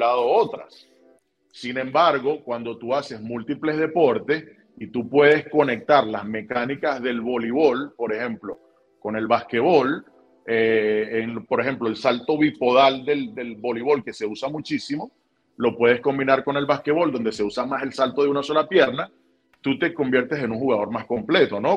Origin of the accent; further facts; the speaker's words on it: Barquisimeto, Lara, Venezuela; en la casa donde crecí, en Bararida, eh, en la vereda 16